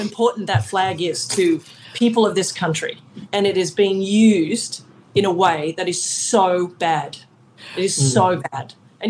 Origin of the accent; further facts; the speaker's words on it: Australia; moved away as an adult; now in United States; as an Australian living over here for half my life now.